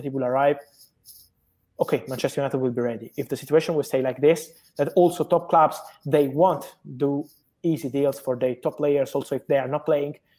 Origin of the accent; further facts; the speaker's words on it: Italy; I am from Italy